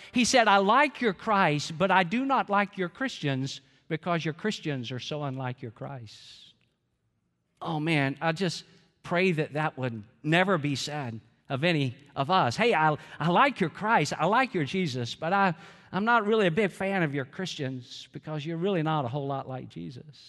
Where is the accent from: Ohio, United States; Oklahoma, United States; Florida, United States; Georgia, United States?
Georgia, United States; I'm from Georgia